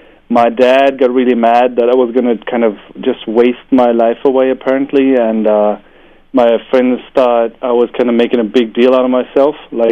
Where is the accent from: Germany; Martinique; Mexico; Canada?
Germany; also born or lived in Beijing, China; I'm German. Half German, half Hungarian.